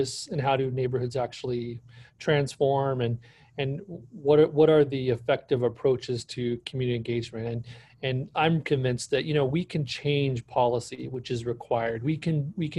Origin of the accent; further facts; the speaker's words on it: Bakersfield, California, United States; I was born and raised here in Bakersfield, California